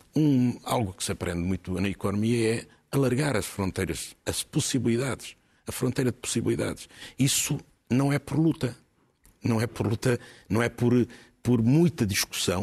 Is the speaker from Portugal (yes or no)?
yes; Portugal; Nós, enquanto portugueses